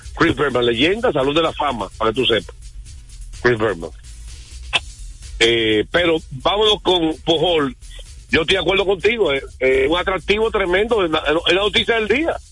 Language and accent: Spanish; Dominican Republic; yo soy dominicano